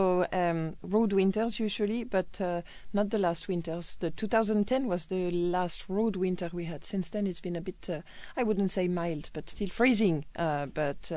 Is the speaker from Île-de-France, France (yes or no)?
no; the Trimbach winery, Grand Est, France; English is a second language; also born or lived in Dijon, France; I have been growing up at the winery. I was growing up at the winery